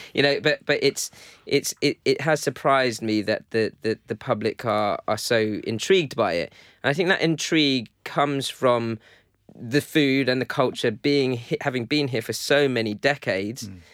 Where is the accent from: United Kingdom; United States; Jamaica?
United Kingdom; London; I grew up in London